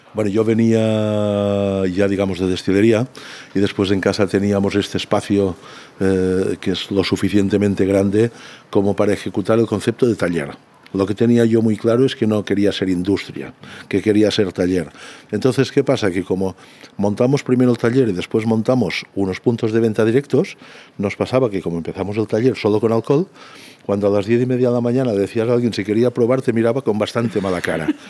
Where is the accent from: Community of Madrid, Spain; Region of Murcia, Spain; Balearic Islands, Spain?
Balearic Islands, Spain; Santa Eulària des Riu; yo soy de Santa Eulalia